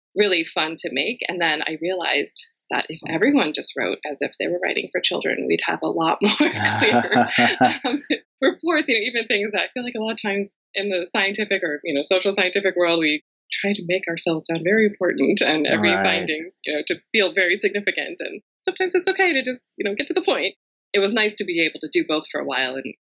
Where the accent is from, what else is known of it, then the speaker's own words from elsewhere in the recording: Rockville, Maryland, United States; I am in my hometown of Rockville, Maryland, just outside of Washington, D.C., which is where I've grown up and spent all of my life